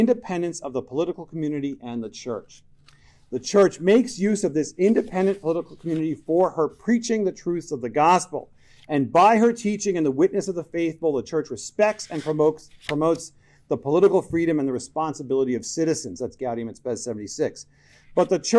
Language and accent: English; New York, United States; I'm from New York